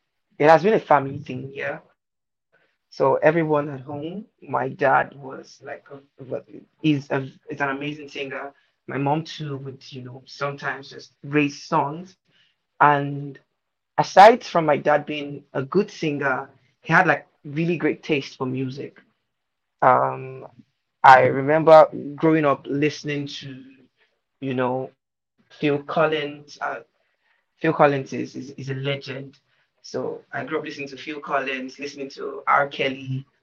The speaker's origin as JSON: {"language": "English", "region": "Lagos", "country": "Nigeria", "tie": "born or raised there", "also_born_or_lived": "Ndokwa West, Delta State", "said": "I'm from Nigeria. I was born in Lagos, Nigeria, but I'm originally from Ndokwa West local government of Delta State."}